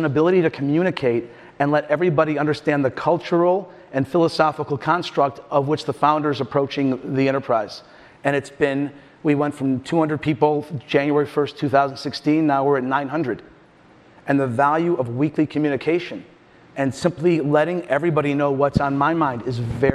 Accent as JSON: {"language": "English", "region": "Michigan", "country": "United States", "tie": "born or raised there", "moved": "yes", "lives_now": "Chicago, United States", "said": "I grew up in Michigan. I followed the American tradition of heading west. I just stopped in Chicago"}